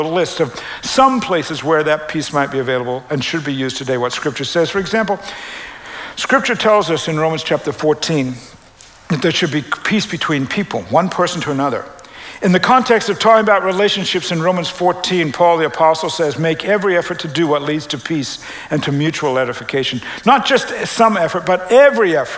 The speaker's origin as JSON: {"language": "English", "country": "Canada", "moved": "yes", "lives_now": "United States", "said": "I'm a Canadian"}